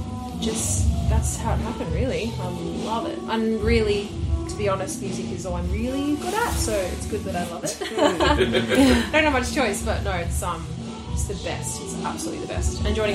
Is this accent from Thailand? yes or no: no; Central Coast, New South Wales, Australia; also born or lived in Sydney; I grew up on the Central Coast.